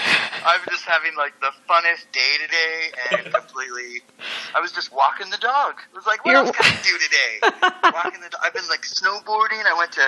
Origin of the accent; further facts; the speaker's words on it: Canada; as a Canadian